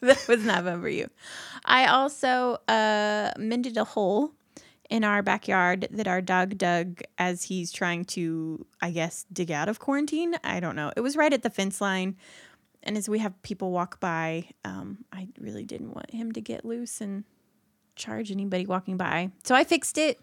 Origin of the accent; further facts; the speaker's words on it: Indiana, United States; I'm from Indiana